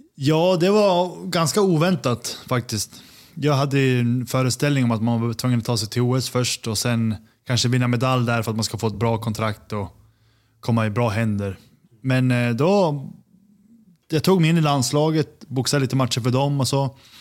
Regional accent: Sundsvall, Västernorrland County, Sweden; moved away as an adult; also born or lived in Copenhagen, Denmark; now in New York, United States; Född och uppvuxen i Sundsvall

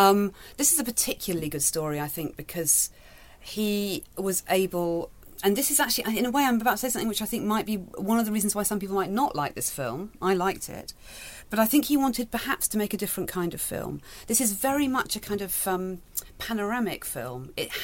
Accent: Manchester, North West England, United Kingdom; I grew up in Manchester, actually

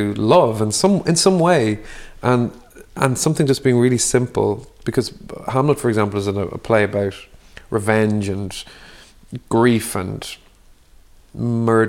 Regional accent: Dublin, Leinster, Ireland; We grew up in Dublin and it was very Catholic kind of upbringing

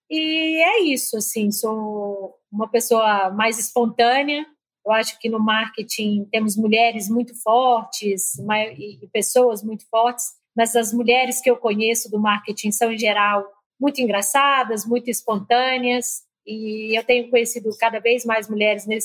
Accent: Minas Gerais, Brazil; accent: mineiro; now in São Paulo, Brazil; sou mineira, meu sotaque entrega

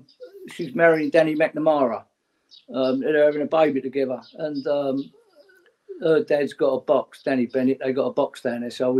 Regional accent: London, United Kingdom; Well, we come from Old Kent Road as a family, and I lived up Pepys Hill most of my younger life on Omni Road.

